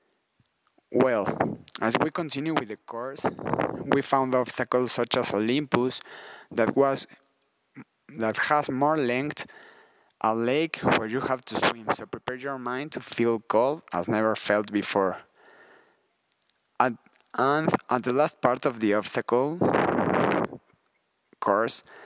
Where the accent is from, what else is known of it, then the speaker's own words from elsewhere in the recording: Mexico City, Mexico; I'm from Mexico City